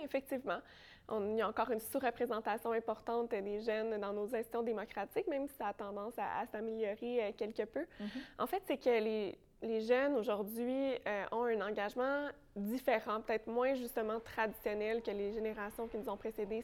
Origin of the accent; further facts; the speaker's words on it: Sainte-Julie, Quebec, Canada; also born or lived in Longueuil; je, viens de la rive sud de Montréal, je viens de Sainte-Julie